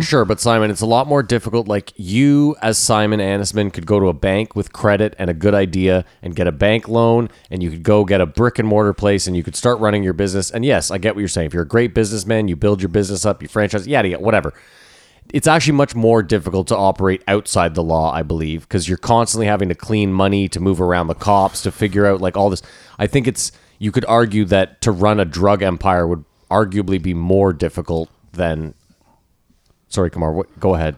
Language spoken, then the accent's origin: English; Canada; We're Canadian